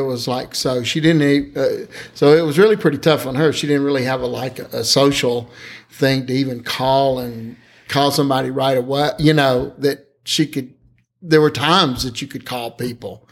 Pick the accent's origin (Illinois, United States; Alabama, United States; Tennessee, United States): Alabama, United States; I'd only really been a member of one church when I grew up in Alabama